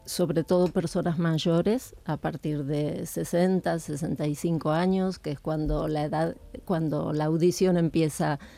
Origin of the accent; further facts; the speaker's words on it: Argentina; moved away as an adult; now in Spain; Argentina, pero hace 35 años que vivo aquí.